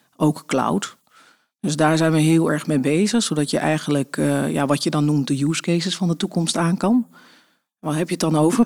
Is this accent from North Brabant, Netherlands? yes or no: no; Friesland, Netherlands; also born or lived in Deventer; now in Wassenaar, Netherlands; opgegroeid in Friesland